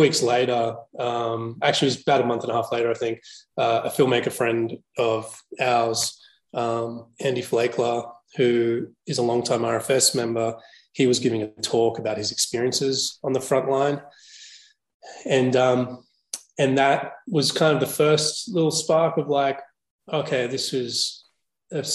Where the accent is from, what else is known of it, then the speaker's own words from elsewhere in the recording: Australia; growing up in Australia, but I grew up in the burbs